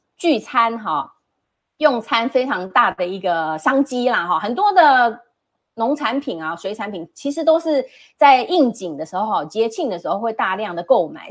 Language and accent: Chinese; Taiwan; 我是一个外省第二代也好，我出生在这边